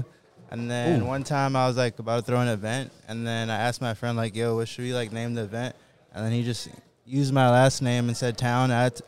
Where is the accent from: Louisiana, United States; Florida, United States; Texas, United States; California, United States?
Florida, United States; Hialeah; also born or lived in Broward County; I'm from Miami, Florida. {S8} Shit. {S7} Grew up in Hialeah and then moved at 14 to Broward County. So I'm like a mixture of Broward and Miami.